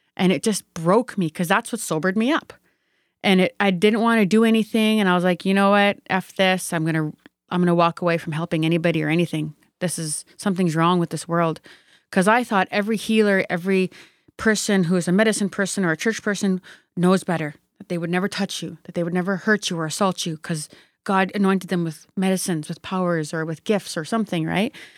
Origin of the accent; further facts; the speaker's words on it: Sturgeon Lake First Nation, Saskatchewan, Canada; I come from Sturgeon Lake First Nation